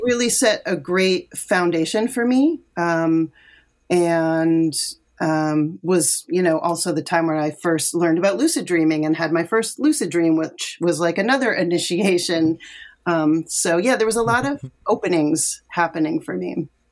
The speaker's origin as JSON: {"language": "English", "region": "Connecticut", "country": "United States", "tie": "born or raised there", "said": "I grew up in Connecticut"}